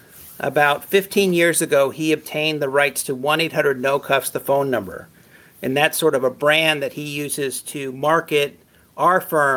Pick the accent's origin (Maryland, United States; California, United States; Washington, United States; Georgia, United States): California, United States; Los Angeles; also born or lived in New York; now in San Rafael, United States; I was born in New York, but at the age of one, moved to the San Fernando Valley down in Los Angeles, and that's where I grew up.